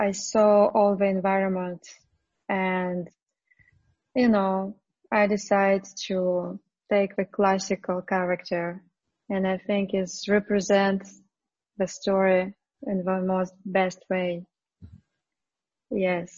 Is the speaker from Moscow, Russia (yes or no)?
yes; Moscow, Russia; English is a second language; I was born in Moscow